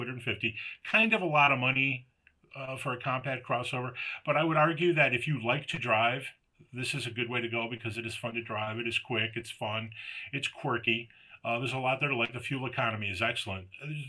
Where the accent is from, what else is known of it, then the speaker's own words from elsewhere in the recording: United States; I'm an American